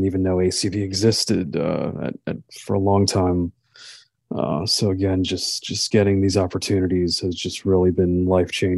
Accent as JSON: {"language": "English", "town": "Wesley Chapel", "region": "Florida", "country": "United States", "said": "I'm from Florida, from Wesley Chapel, Florida"}